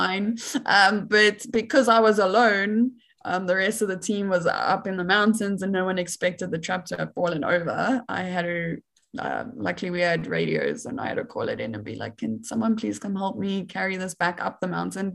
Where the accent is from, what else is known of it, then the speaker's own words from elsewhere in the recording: Johannesburg, Gauteng, South Africa; I am South African. Like, I was born and raised in Johannesburg in the city